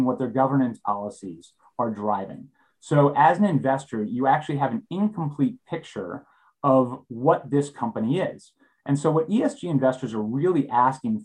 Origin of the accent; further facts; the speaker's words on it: Southern New York, United States; I grew up in Southern New York, and I live there now with my three kids